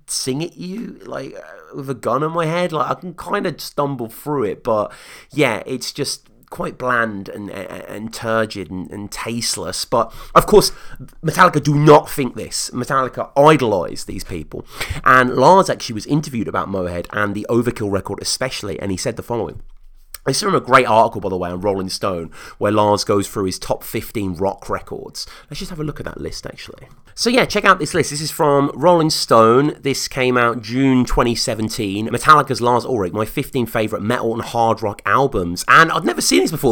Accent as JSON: {"language": "English", "country": "United Kingdom", "said": "as a Brit over here"}